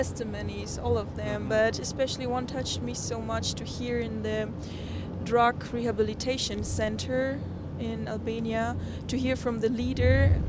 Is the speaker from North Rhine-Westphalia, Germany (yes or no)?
no; Bamberg, Bavaria, Germany; English is a second language; I'm from Bamberg. It's in the northern part of Bavaria, but the most people don't know it. So I always say it's close to Nuremberg.